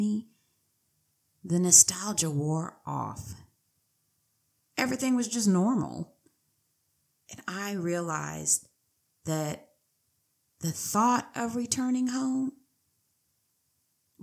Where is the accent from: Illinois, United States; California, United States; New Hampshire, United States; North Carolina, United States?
California, United States; San Diego; also born or lived in Riverside County; I was born and raised in San Diego